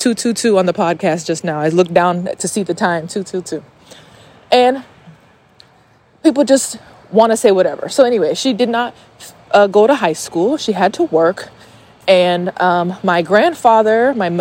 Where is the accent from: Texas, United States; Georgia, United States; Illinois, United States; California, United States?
Georgia, United States; Stone Mountain; also born or lived in Atlanta, Georgia; I am from Stone Mountain, Georgia. I was born in 1991